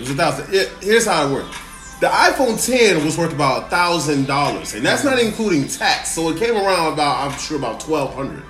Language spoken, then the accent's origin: English; West Side, Illinois, United States; I grew up and I was born and raised on the West Side